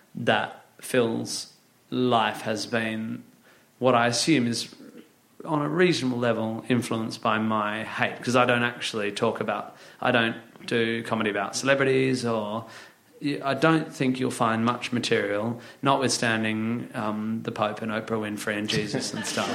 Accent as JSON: {"language": "English", "town": "Northampton", "region": "East Midlands", "country": "United Kingdom", "tie": "born or raised there", "said": "I was born in Northampton"}